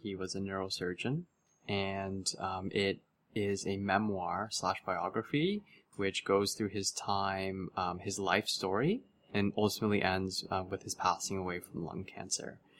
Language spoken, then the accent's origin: English; Mississauga, Ontario, Canada; I was born and raised in Mississauga, Ontario